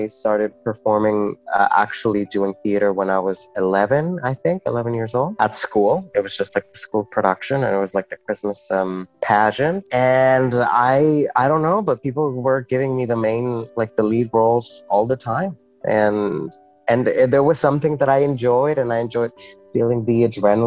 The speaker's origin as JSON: {"language": "English", "town": "Metepec", "region": "State of Mexico", "country": "Mexico", "tie": "born or raised there", "also_born_or_lived": "Corner Brook, Newfoundland and Labrador", "first_language": "Spanish", "second_language": "English", "moved": "as an adult", "lives_now": "St. John's, Canada", "said": "I was born in Mexico City, but raised in a small town outside of Mexico City called Metepec. And I grew up there"}